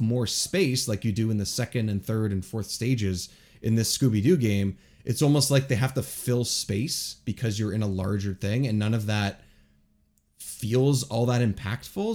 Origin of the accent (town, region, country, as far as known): Toronto area, Ontario, Canada; born or raised there